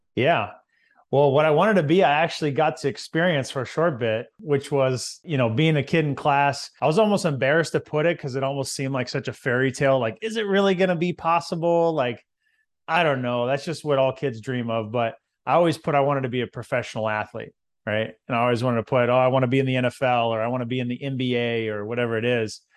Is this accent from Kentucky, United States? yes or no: no; Visalia, California, United States; So, I'm from California, and there's a lot of big cities there, but in central California, there's a little town called Visalia